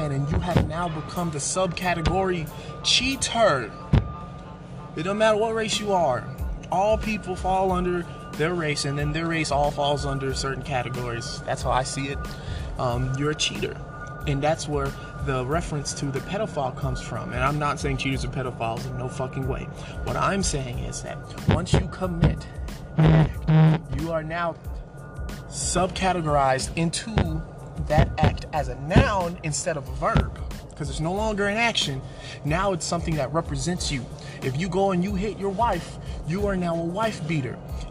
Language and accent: English; Atlanta, Georgia, United States; I grew up in Atlanta